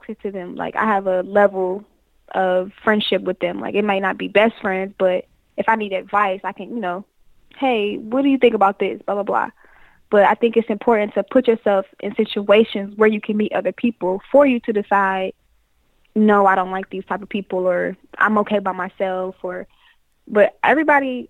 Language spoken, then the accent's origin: English; Detroit, Michigan, United States; moved away as an adult; also born or lived in Florida; I'm from Detroit, so I came from Detroit thinking like I was from Detroit, acting like I was from Detroit